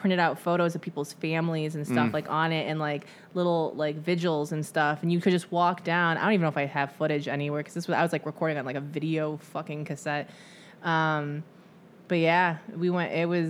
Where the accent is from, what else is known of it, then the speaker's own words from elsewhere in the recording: Michigan, United States; moved away; I can't wait to bring my significant other back to Michigan and drive past my childhood home